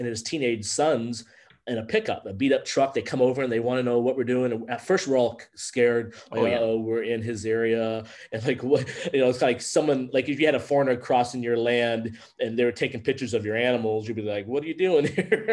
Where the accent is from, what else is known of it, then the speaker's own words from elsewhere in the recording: California, United States; moved away as an adult; now in Turkey; You say California